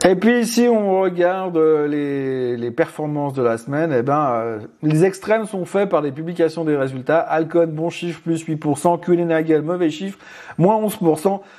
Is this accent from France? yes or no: no; Switzerland; chez nous en Suisse